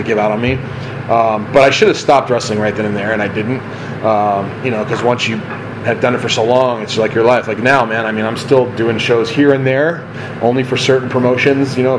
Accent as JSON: {"language": "English", "town": "Simi Valley", "region": "California", "country": "United States", "tie": "born or raised there", "said": "here in Simi, which is my hometown"}